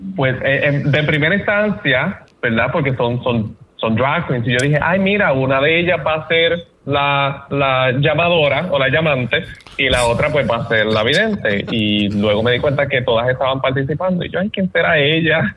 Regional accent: Puerto Rico; como puertorriqueños

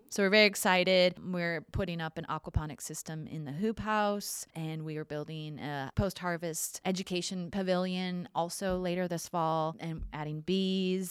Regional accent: Minnesota, United States; moved away as an adult; also born or lived in Montana / Washington, D.C.; now in Texas, United States; I grew up in Minnesota

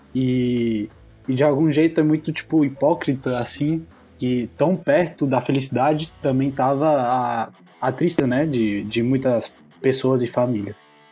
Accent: Argentina; Como argentino

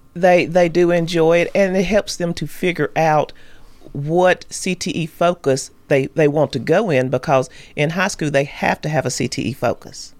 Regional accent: Hampshire, Tennessee, United States; I grew up in Hampshire.

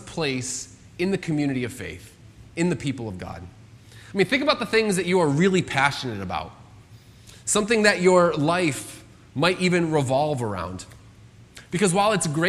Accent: United States; I'm an American citizen

